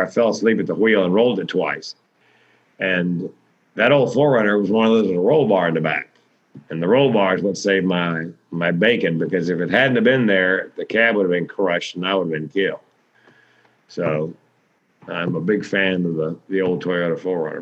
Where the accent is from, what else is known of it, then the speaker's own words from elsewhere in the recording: Raleigh, North Carolina, United States; moved away; it's Raleigh, it's my hometown